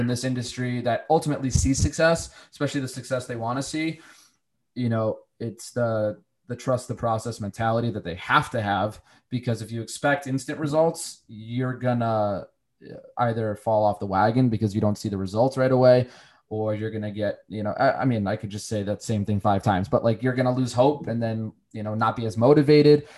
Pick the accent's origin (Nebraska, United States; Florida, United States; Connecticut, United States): Connecticut, United States; moved away as an adult; also born or lived in Charlotte / Virginia; I've lived in Charlotte, I've lived in Virginia, I'm from Connecticut. You know, my family's local, but you know, I've lived all over the place for various opportunities.